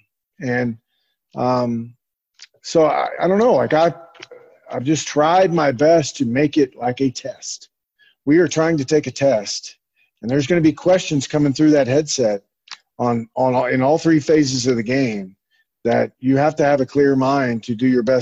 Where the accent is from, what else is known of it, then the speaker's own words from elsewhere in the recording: Oklahoma, United States; moved away; I grew up in Oklahoma, which is a long ways away from the ocean.